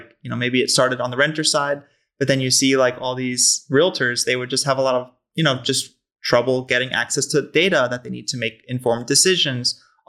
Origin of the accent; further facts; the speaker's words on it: Long Island, New York, United States; as you mentioned, I'm originally from the East Coast.